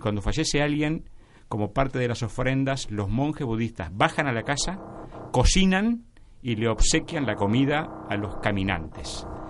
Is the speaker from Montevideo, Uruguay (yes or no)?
no; Artigas, Uruguay; soy el uruguayo, nacido en Artigas